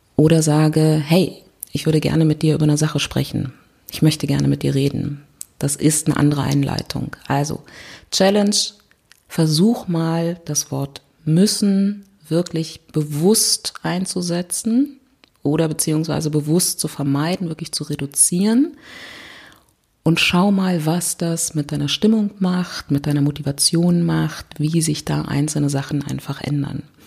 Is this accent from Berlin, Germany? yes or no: yes; Berlin, Germany; ich komme aus Berlin